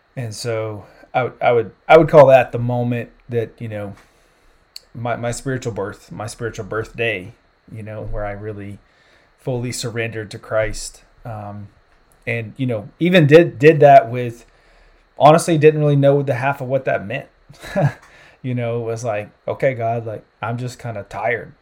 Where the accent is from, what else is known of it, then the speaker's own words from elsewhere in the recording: South Carolina, United States; moved away as an adult; also born or lived in California / Central Europe; now in Indianapolis, United States; I'm originally from South Carolina. Grew up down there, you know, consider myself a Southern boy at heart.